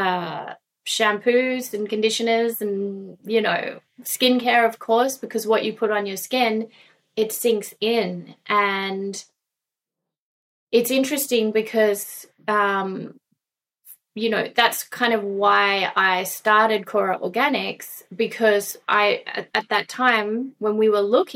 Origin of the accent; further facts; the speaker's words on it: Gunnedah, New South Wales, Australia; I was raised in Australia, in a little country town called Gunnedah